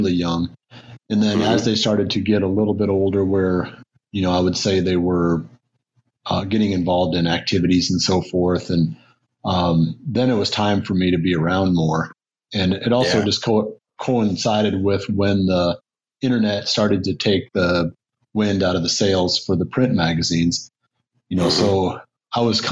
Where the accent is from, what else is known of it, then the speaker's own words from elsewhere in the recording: Iowa, United States; moved away as an adult; also born or lived in Michigan; I grew up in Iowa, and then after graduating with an engineering degree, you know, I worked in Michigan for 4 years.